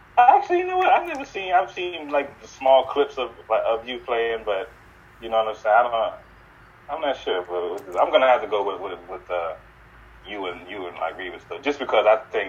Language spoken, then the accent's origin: English; Tampa, Florida, United States; also born or lived in Sarasota, Florida; I was born in Sarasota and raised in Tampa, Florida.